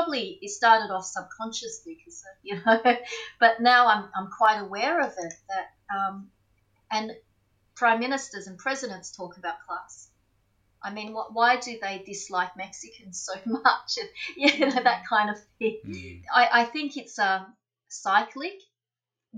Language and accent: English; Melbourne, Victoria, Australia; also born or lived in Footscray; growing up in Braybrook, we were the jungle Asians